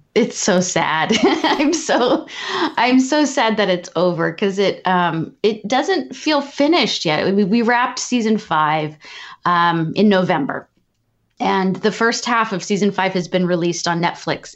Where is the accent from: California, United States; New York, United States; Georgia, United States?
California, United States; Southern; I am from Southern California